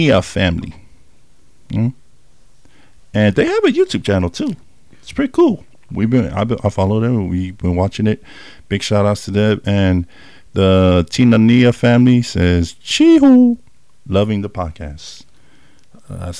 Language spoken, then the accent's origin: English; California, United States; moved away; I was raised in Cali at the younger age too.